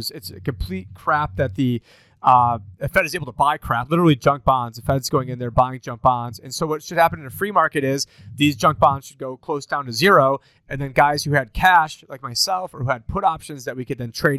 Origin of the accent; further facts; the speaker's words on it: Syracuse, New York, United States; my hometown, Syracuse, New York